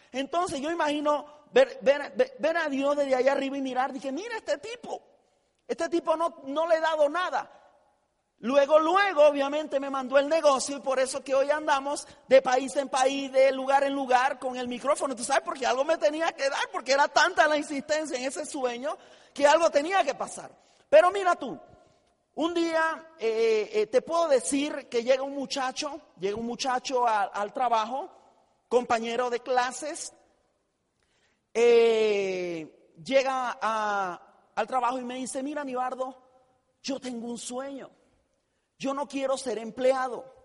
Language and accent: Spanish; Tijera de Boquerón, Chiriquí, Panama; yo eh, eh, soy panameño, nazco en un pueblo muy humilde en la República de Panamá, un pueblo que se llama Tijera de Boquerón